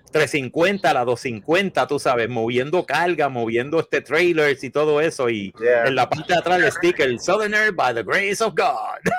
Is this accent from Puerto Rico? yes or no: yes; Puerto Rico; moved away; also born or lived in Santurce; me fui de Puerto Rico